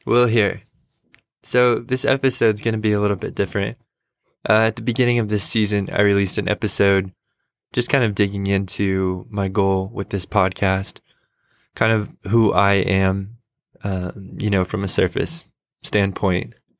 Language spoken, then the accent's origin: English; United States; I am a American white guy in my late twenties